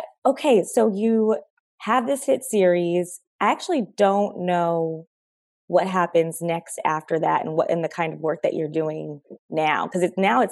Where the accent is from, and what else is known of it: Los Angeles, California, United States; born or raised there